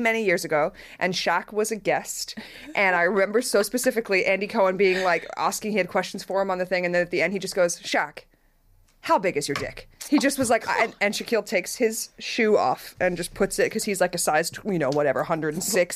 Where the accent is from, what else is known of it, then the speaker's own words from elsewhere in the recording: Australia; moved away; Growing up in Australia